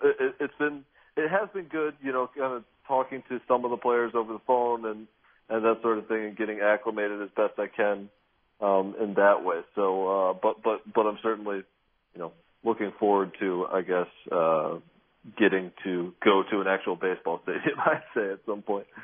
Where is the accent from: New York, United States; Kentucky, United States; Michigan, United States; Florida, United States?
Michigan, United States; Grand Rapids; I grew up in Grand Rapids, Michigan